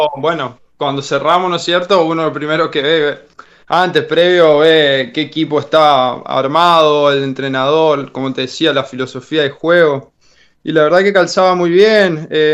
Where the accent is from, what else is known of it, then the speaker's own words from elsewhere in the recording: Reconquista, Santa Fe, Argentina; moved away; De Reconquista